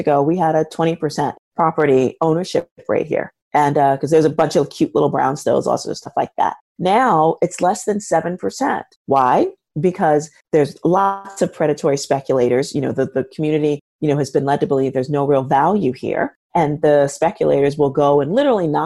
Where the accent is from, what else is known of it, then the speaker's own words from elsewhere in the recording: New York City, New York, United States; I'm born and raised in the South Bronx, which is where I am.